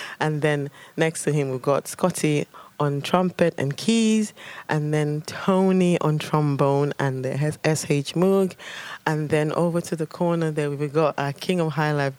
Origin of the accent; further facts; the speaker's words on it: Nigeria; moved away; the whole stories that I got told as a kid growing up in Nigeria